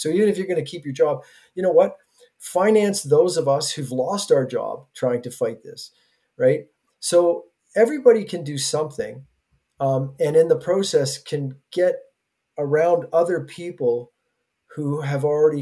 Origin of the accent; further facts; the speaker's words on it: Bancroft, Ontario, Canada; I come from Bancroft